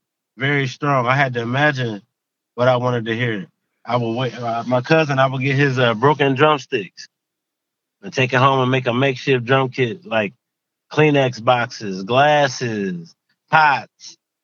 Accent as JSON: {"language": "English", "town": "Sandusky", "region": "Ohio", "country": "United States", "tie": "born or raised there", "said": "Sandusky, Ohio."}